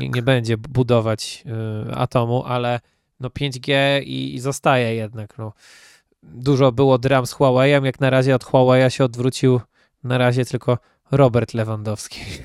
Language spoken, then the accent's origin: Polish; Poland; my, Polacy